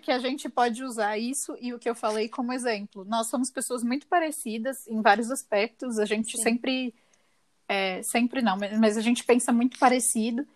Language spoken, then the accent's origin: Portuguese; São Paulo, Brazil; moved away as an adult; also born or lived in São José do Rio Preto; eu saí da minha cidade natal e fui morar em outra cidade, em São José do Rio Preto, que é um pouco longe de São Paulo